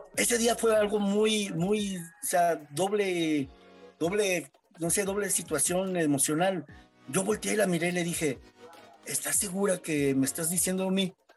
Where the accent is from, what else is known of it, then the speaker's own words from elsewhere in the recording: San Luis Potosí, Mexico; vivo en San Luis Potosí, nací en San Luis Potosí